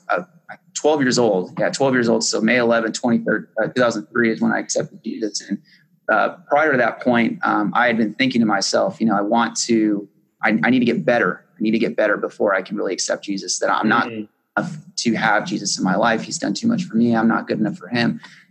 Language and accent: English; Southwest, United States; also born or lived in Las Cruces, New Mexico / Tucson, Arizona; I grew up most of my life in either Arizona or New Mexico. So I grew up in a small town in Las Cruces, New Mexico, and then I also grew up in Tucson, Arizona